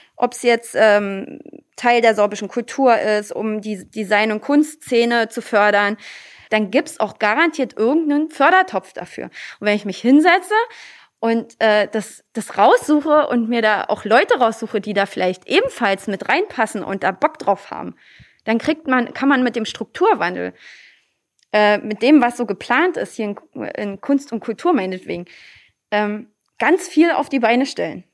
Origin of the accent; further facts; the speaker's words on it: Lübbenau, Brandenburg, Germany; Aber hier ist nun mal meine Heimat. Hier sitzt die Tradition. Hier sitzt die Tracht.